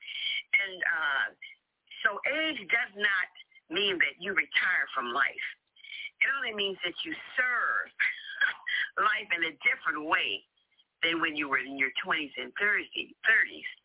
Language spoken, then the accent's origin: English; New Orleans, Louisiana, United States; moved away; I went to New Orleans, and that's my hometown